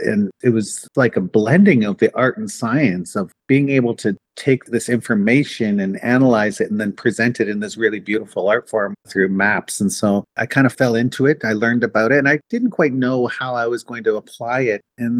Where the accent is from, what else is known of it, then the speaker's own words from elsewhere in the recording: Southern Ontario, Canada; also born or lived in Ebb and Flow First Nation, Manitoba / Lake Manitoba First Nation, Manitoba; I'm a 60s scoop survivor. So I grew up in Southern Ontario and I grew up in a predominantly non-Indigenous society, obviously.